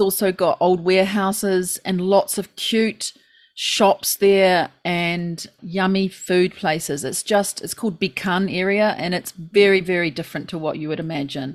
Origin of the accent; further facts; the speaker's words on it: New Zealand; now in Japan; we Kiwis coming into Japan